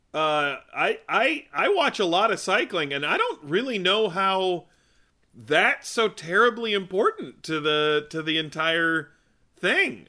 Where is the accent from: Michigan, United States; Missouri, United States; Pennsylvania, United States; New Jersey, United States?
Michigan, United States; growing up in Michigan